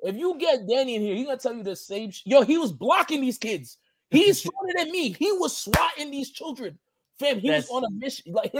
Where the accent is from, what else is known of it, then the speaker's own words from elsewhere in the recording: Long Island, New York, United States; I'm from Long Island